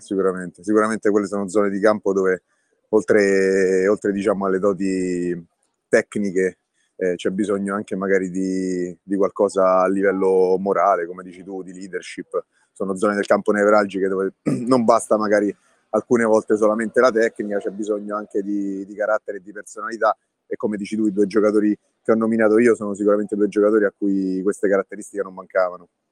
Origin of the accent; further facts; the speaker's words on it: Tivoli, Lazio, Italy; io sono nato e cresciuto a Tivoli